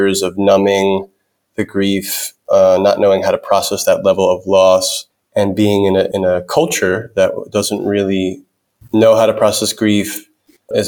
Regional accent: New York City, New York, United States; I grew up in New York City

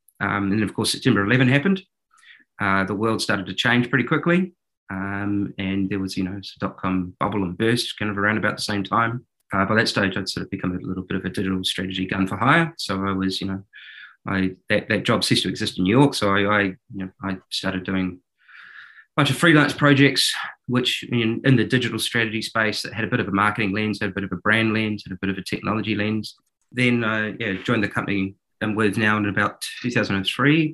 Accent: New Zealand; accent: New Zealand; moved away; I started in advertising and marketing in New Zealand, as you might be able to tell from my accent.

